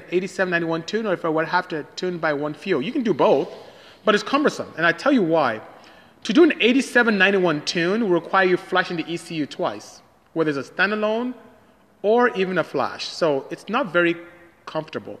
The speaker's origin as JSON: {"language": "English", "country": "Nigeria", "said": "I'm Nigerian from West Africa."}